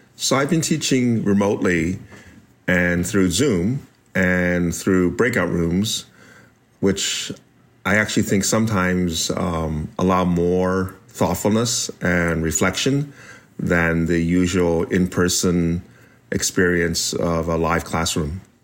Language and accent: English; United States; the one I was raised in as an American born Chinese